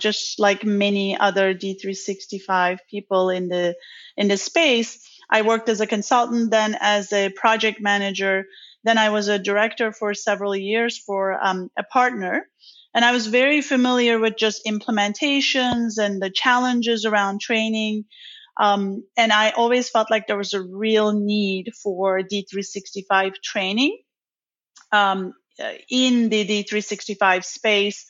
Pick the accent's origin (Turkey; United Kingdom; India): Turkey; now in Dallas, United States; I am originally from Turkey. I grew up in the city